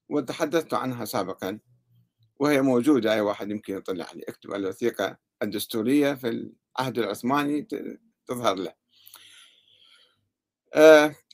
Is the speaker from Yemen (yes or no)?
yes; Yemen; عندنا في اليمن أيضا هناك جمهورية يمنية يؤمن بها الزيدية عموما